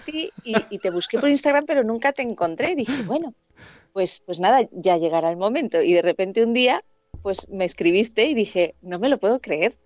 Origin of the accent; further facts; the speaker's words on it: Alicante, Valencian Community, Spain; moved away as an adult; now in Madrid, Spain; yo soy de Alicante, y me vine con 21 añitos a, Madrid